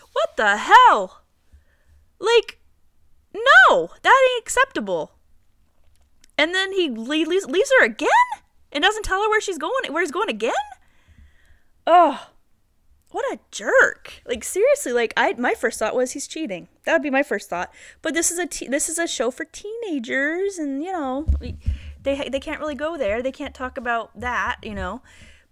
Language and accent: English; Santa Barbara, California, United States; Santa Barbara, my hometown